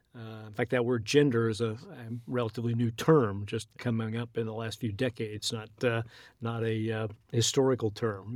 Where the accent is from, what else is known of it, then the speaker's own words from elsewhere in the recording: United States; as American Christians